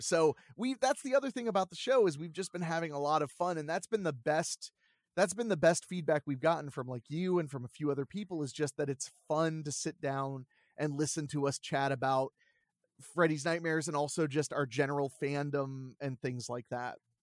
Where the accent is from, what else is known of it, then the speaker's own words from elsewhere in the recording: Ohio, United States; I grew up in Ohio